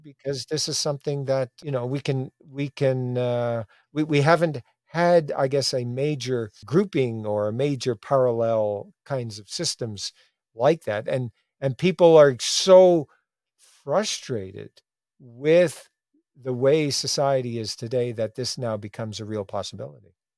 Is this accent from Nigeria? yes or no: no; Newfoundland and Labrador, Canada; my growing up in Newfoundland